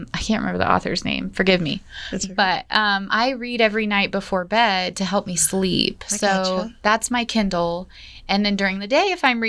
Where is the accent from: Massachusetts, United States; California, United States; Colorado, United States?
Colorado, United States; Denver; born or raised there; moved away as an adult; now in Colorado Springs, United States